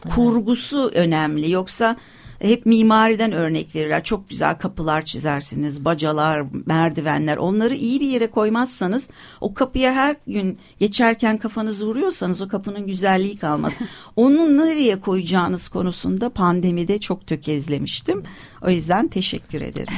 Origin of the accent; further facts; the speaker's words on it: Turkey; first language Turkish; Türkiye'de ve aslında tabii bütün dünyada ama beni burası şimdi burada buralıyım ve ana dilim Türkçe